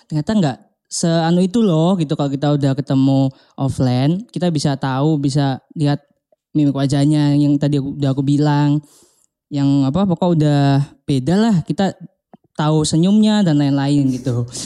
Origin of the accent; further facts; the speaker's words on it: Surabaya, East Java, Indonesia; aku kalau aku sendiri itu dari Surabaya yang notabene berarti Jawa kan Jawa Timur